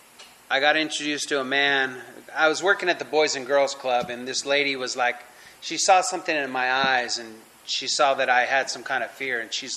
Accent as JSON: {"language": "English", "town": "Los Angeles", "region": "California", "country": "United States", "tie": "born or raised there", "said": "I'm born and raised in California in the San Fernando Valley, LA area"}